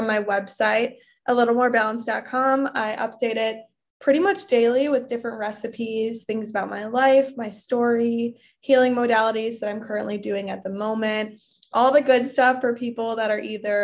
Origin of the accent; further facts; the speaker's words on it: Bartlett, Illinois, United States; moved away as an adult; also born or lived in Michigan / Minnesota; I grew up in the suburbs of Chicago. I grew up in Bartlett, Illinois. All of my life.